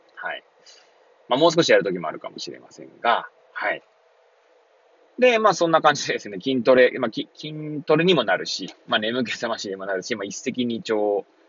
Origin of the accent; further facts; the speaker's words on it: Hachioji, Tokyo, Japan; moved away as an adult; now in Kamaishi, Japan; この番組は八王子生まれ